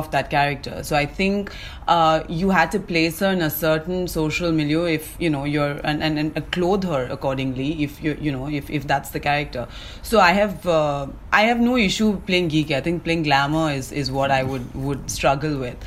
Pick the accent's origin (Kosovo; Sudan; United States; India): India; Chennai, Tamil Nadu; moved away as an adult; also born or lived in England; now in Mumbai, India; I was born and brought up in Chennai